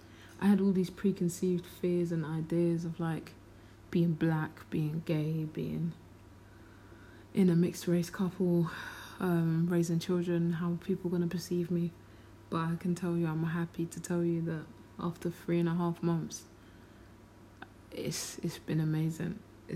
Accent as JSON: {"language": "English", "region": "London", "country": "United Kingdom", "tie": "born or raised there", "said": "I never grew up in Peckham, I grew up in Lewisham, but all of those areas are virtually the same."}